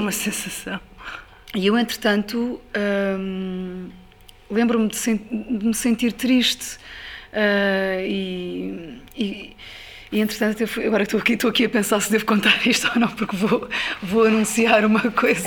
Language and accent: Portuguese; Ribatejo, Portugal; eu, eu, passei a minha infância no Ribatejo